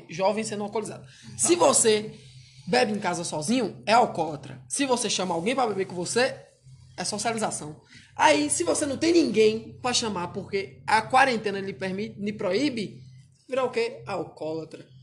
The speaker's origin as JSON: {"language": "Portuguese", "region": "Northeast Region", "country": "Brazil", "said": "Meu amigo, estamos chegando aí. Somos nordestinos."}